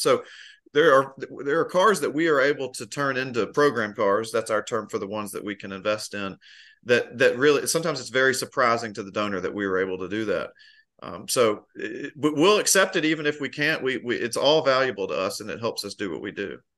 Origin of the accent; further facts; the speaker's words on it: Memphis, Tennessee, United States; now in Asheville, United States; Memphis, Tennessee.